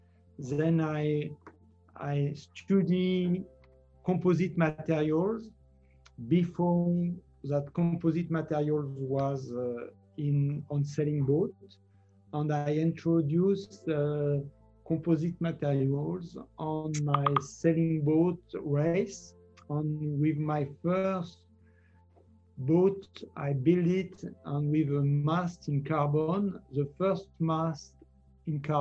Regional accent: near Paris, Île-de-France, France; English is a second language; also born or lived in Arcachon; I grew up near Paris.

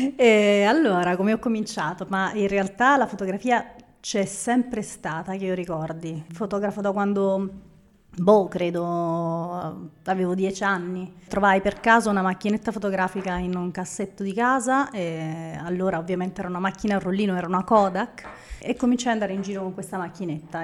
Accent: Naples, Campania, Italy; sono napoletana

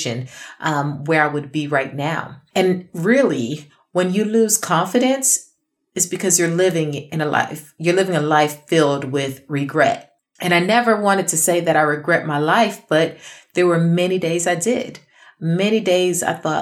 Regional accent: New York City, New York, United States; I grew up in Brooklyn

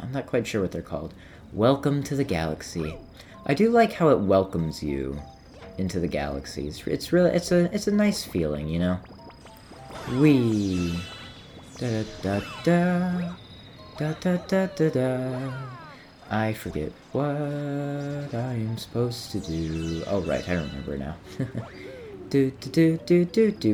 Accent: United States; I grew up in America, was born in America

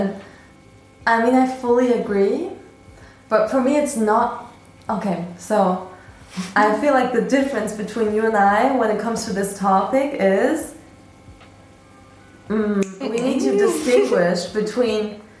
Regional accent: Berlin, Germany; moved away as an adult; now in Vienna, Austria; I moved from Berlin. I was born and raised in Berlin.

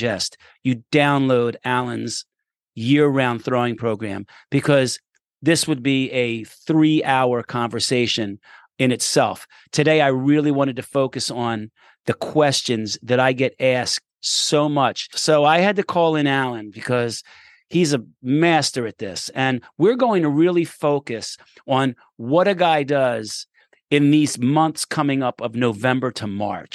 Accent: Philadelphia, Pennsylvania, United States; I grew up a mile from the Rocky Steps.

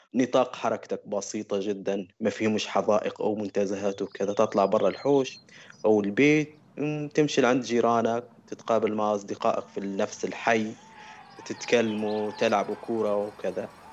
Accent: Kufra, Kufra District, Libya; moved away as an adult; نسكن في مدينة في أقصى جنوب بشرق ليبيا اسمها تازر أو الكفرة عشت طفولتي ومراهقتي

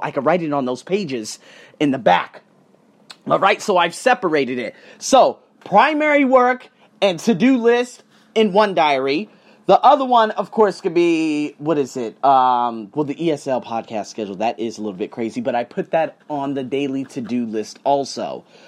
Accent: United States; I'm from America

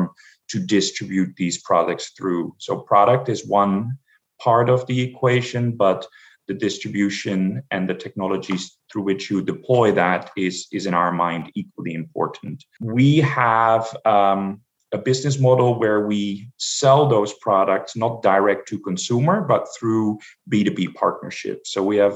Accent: Amsterdam, North Holland, Netherlands; moved away as an adult; now in United States; I'm originally from Amsterdam, the Netherlands.

